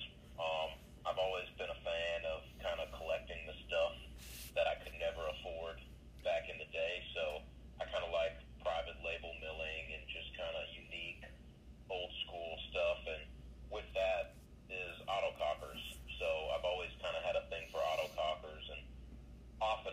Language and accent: English; Moose Lake, Minnesota, United States; I grew up in Moose Lake, Minnesota, which is on the eastern side of the state